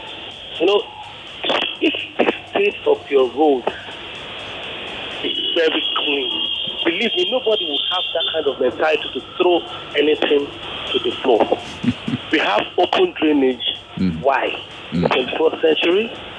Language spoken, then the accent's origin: English; Nigeria; we in Nigeria